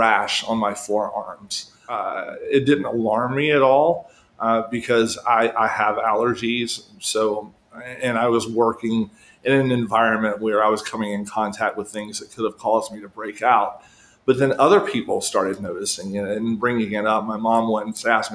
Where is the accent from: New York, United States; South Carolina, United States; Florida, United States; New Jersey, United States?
South Carolina, United States; my home state of South Carolina